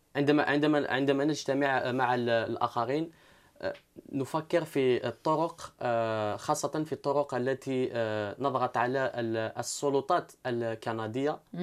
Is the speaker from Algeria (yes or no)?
yes; Algeria; now in Montreal, Canada